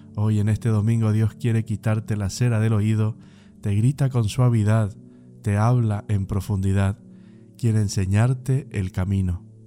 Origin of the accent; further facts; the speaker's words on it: Bernardo de Irigoyen, Misiones, Argentina; moved away; mi pueblo, la Argentina, Bernardo Irigoyen Misiones, a mis padres, a mis hermanos, a mis familiares que ahí están